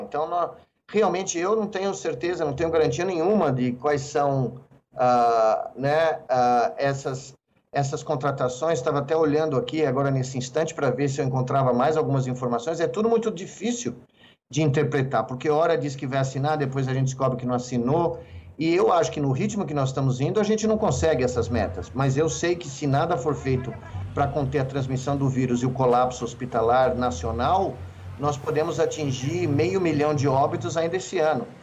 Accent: Brazil; Eu vivi como brasileiro, como cientista brasileiro

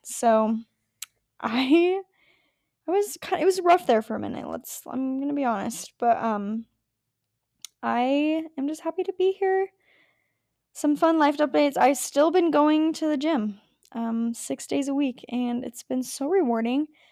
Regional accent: Las Vegas, Nevada, United States; I grew up in Vegas, so it was hot

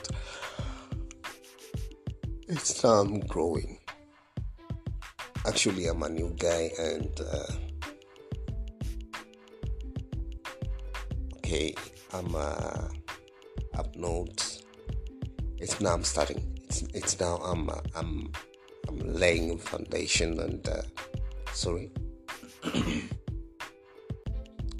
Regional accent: Kenya; I'm a Kenyan.

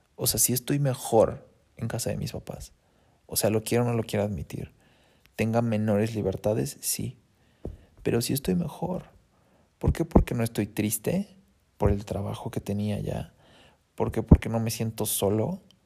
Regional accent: Mexico City, Mexico; moved away as an adult; also born or lived in Monterrey / Toronto; Yo soy de Ciudad de México. O sea, mi lugar está pues aquí, con los chilangos, porque yo soy de aquí

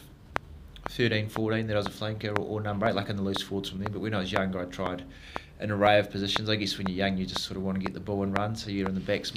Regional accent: Kaiapoi, Canterbury, New Zealand; I grew up in Kaipoi, just sort of north of Christchurch there.

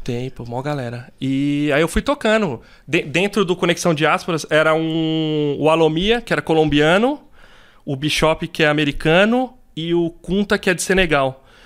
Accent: São Paulo, Brazil; also born or lived in Campo Limpo, São Paulo; eu sou do Jardim São Luís, eu nasci lá no Jardim São Luís ali no aqui na zona sul

